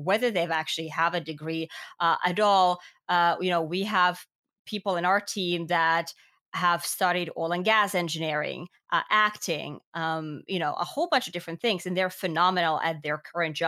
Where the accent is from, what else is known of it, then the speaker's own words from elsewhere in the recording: Finland; I'm from Finland, right? Education is free in Finland.